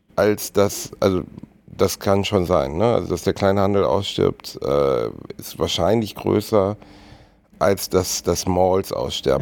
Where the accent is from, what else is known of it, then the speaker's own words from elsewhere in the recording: Gelsenkirchen, North Rhine-Westphalia, Germany; wo ich aufgewachsen bin zum Beispiel, Gelsenkirchen-Rothausen ist jetzt alles andere als ein, ein, schöner Ort gewesen